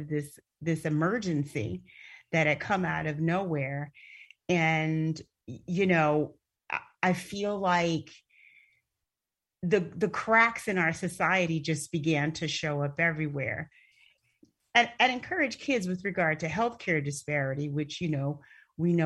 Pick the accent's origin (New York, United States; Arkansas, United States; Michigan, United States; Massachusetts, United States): Michigan, United States; Flint; moved away; I'm from Flint, Michigan, and Flint, Michigan was designated as a food desert